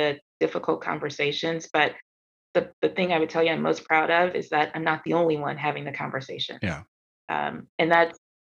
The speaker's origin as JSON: {"language": "English", "town": "Atlanta", "region": "Georgia", "country": "United States", "tie": "born or raised there", "said": "growing up in Atlanta, growing up in the South"}